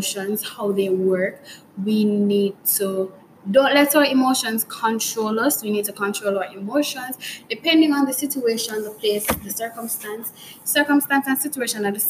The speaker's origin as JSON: {"language": "English", "country": "Jamaica", "said": "we as Jamaicans, for me at least, as a Jamaican"}